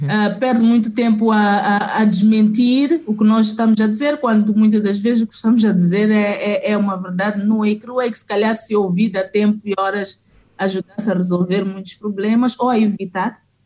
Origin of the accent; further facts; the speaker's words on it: Mozambique; como eu sou africana e também no caso de Moçambique, em particular, sou moçambicana